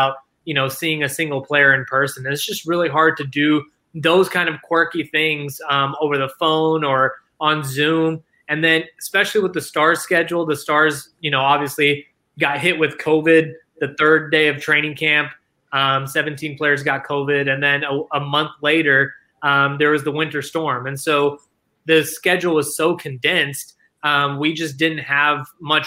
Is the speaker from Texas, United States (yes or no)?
yes; Dallas, Texas, United States; I grew up in Dallas ever since I was like 2 years old